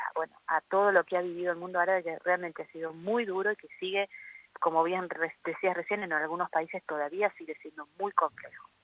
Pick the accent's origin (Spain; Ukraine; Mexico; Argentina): Argentina; moved away